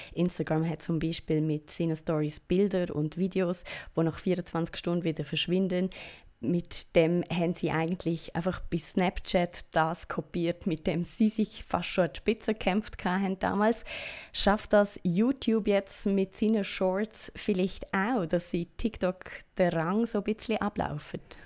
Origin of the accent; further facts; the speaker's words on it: Switzerland; bei uns in der Schweiz